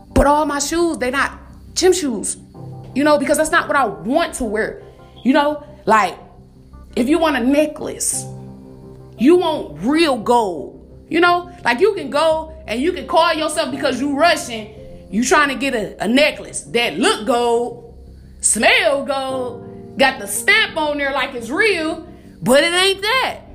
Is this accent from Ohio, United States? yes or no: no; Detroit, Michigan, United States; I'm from Detroit